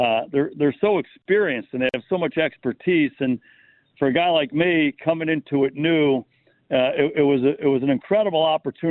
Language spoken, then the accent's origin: English; Cleveland Heights, Ohio, United States; I went to St. Anne's and played CYO football in Cleveland Heights.